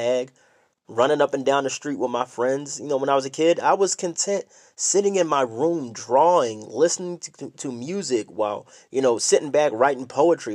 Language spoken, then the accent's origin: English; Philadelphia, Pennsylvania, United States; We grew up in Philly. We're all from Philadelphia, PA